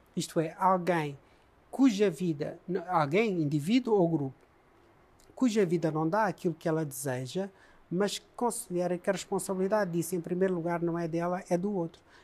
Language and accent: Portuguese; Mozambique; also born or lived in Coimbra, Portugal; now in Portugal; Eu nasci moçambicano, vivi moçambicano, vivo moçambicano e vou morrer moçambicano.